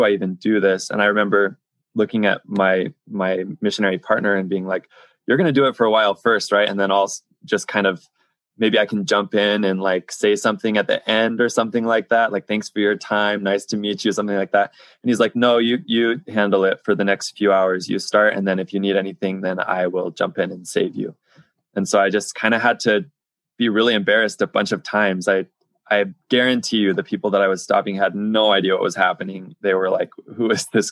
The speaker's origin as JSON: {"language": "English", "country": "United States", "moved": "as an adult", "said": "I was from America"}